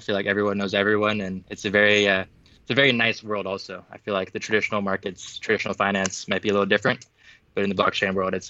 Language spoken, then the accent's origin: English; Los Angeles, California, United States; also born or lived in Santa Monica / Culver City; Born and raised in Los Angeles. I was born in Santa Monica, actually, which now I think is referred to as Blockchain Beach, I think they call it. grew up in Culver City, which is the heart of Screenland.